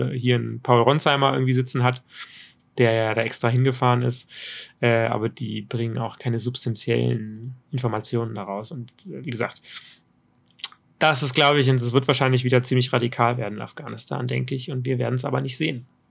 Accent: Germany; als Deutsche

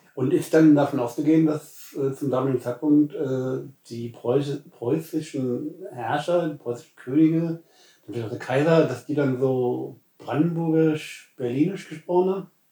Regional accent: Hesse, Germany; also born or lived in Lower Saxony; ich bin ja in Niedersachsen geboren, aber bin in Hessen aufgewachsen

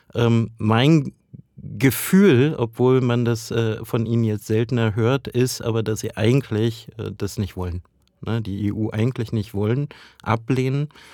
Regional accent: Brandenburg, Germany; ich komme ja aus Ostdeutschland, aus Brandenburg

